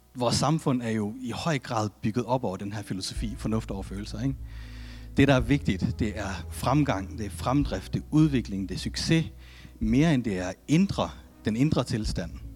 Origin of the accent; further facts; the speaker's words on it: Denmark; jeg er født i Danmark